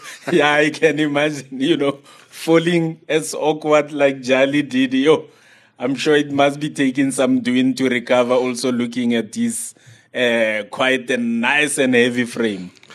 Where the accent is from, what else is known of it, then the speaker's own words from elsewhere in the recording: South Africa; as a South African